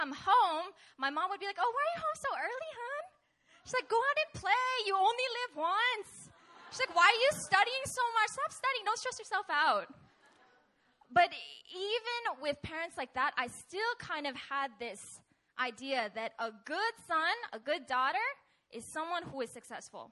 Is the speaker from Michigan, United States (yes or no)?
no; Seattle, Washington, United States; moved away; I'm originally from Seattle, Washington